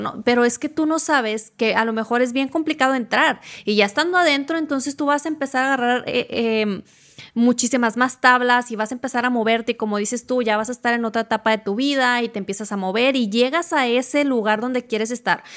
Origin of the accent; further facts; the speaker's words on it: Mexico; yo soy mexicano